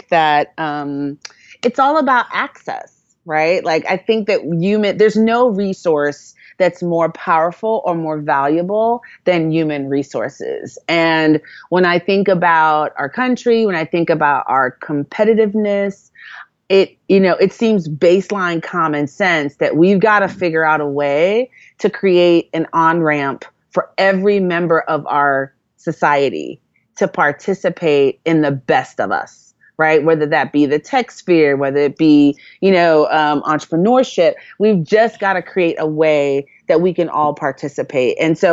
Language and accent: English; New York City, New York, United States; also born or lived in Jamaica; growing up in New York, I grew up in Brooklyn, New York. Growing up in New York, in a Jamaican community, I might as well have lived in Jamaica.